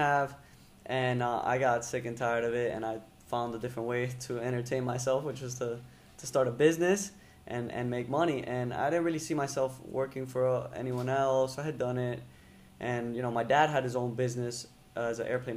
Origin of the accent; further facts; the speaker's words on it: United States; I was born here, raised by Venezuelans, but I can say I'm full American